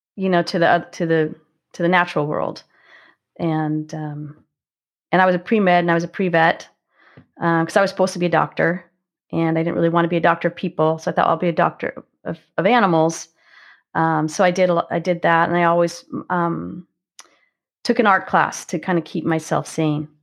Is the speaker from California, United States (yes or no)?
yes; Marin Headlands, California, United States; also born or lived in San Francisco, California; I grew up, um, along the coastal marine headlands in California, so just on the north side of the Golden Gate Bridge